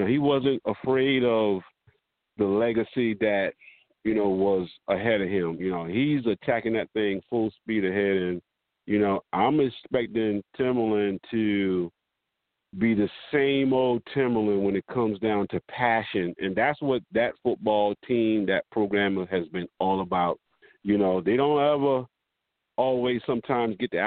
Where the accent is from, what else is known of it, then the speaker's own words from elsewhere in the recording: Cross, South Carolina, United States; I grew up in Cross